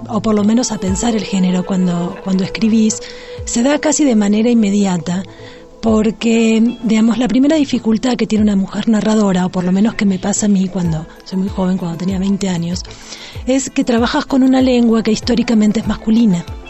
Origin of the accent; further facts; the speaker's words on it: Argentina; now in Mexico City, Mexico; soy argentina, vivo en la Ciudad de México